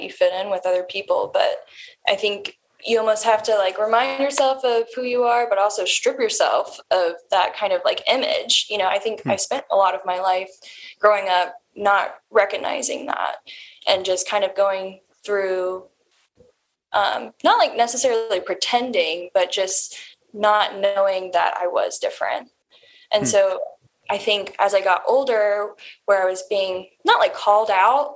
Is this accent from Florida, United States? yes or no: yes; Jacksonville, Florida, United States; moved away as an adult; I'm originally from Jacksonville, Florida.